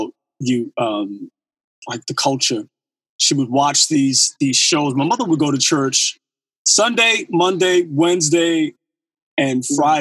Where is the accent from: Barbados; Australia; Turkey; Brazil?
Barbados; That's my hometown